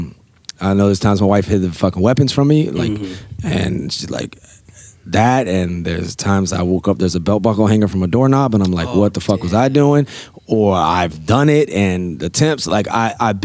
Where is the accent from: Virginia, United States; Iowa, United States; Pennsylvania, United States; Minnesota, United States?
Virginia, United States; Norfolk; We're living in Norfolk, Virginia, my hometown.